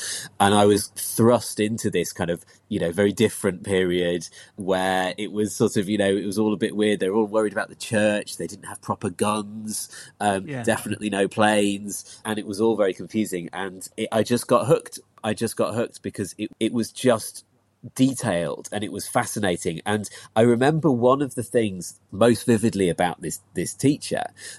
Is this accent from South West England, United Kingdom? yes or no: yes; Christchurch, South West England, United Kingdom; also born or lived in Leeds; When I was five, we moved down to Dorset, lived down by the sea in Christchurch, which was lovely.